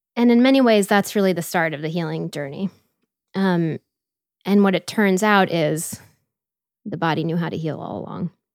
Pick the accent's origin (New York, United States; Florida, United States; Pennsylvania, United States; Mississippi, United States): Florida, United States; Tampa; moved away; also born or lived in Washington, D.C.; I grew up outside of Tampa, Florida